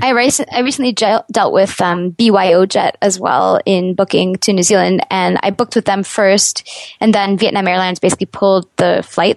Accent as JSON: {"language": "English", "country": "Canada", "said": "As a Canadian"}